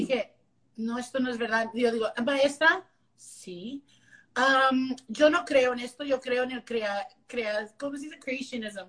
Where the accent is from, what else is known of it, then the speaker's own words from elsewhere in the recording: Las Milpas, Texas, United States; first language English; Spanish is a second language; also born or lived in McAllen, Texas; now in Dallas, United States; nací en McAllen, pero crecí en un pueblito que se llama Las Milpas, Texas